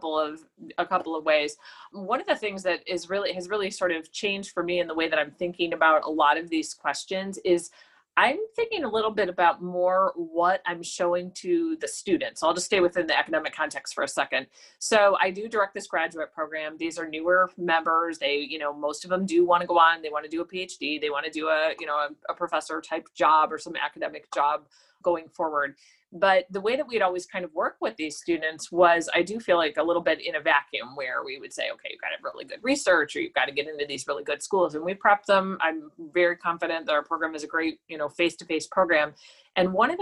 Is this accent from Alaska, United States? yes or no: no; Cleveland, Ohio, United States; moved away; I'm from Cleveland. I'm paying attention to what is happening in my hometown